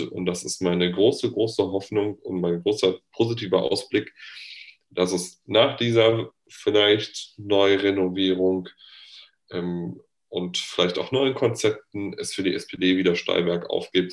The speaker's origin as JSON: {"language": "German", "region": "North Rhine-Westphalia", "country": "Germany", "said": "ich komme ja aus Nordrhein-Westfalen"}